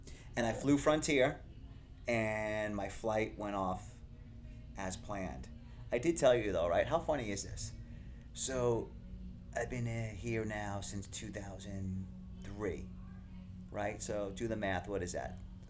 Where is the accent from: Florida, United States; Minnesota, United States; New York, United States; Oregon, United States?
New York, United States; Patchogue; it wasn't far from where I grew up, Bayshore. I'm from Patchogue.